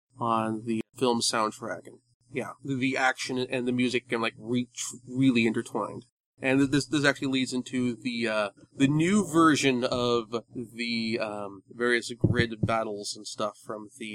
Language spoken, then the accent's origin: English; United States; As an American